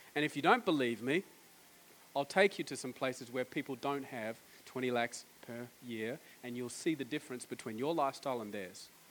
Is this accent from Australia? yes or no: yes; Australia; I'm from Australia